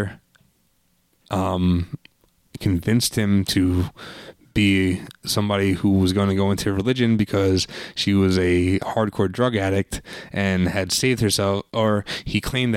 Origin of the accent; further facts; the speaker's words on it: New York, United States; I'm from New York